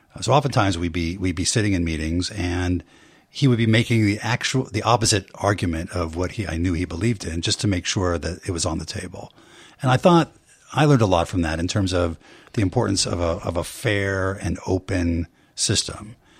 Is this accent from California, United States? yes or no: yes; Bay Area, California, United States; I grew up in the Bay Area